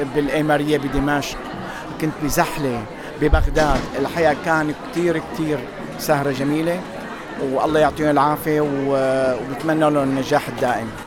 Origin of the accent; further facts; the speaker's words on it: Egypt; moved away as an adult; now in Australia; من مواليد جمهورية مصر العربية جيت استراليا هنا من 28 سنة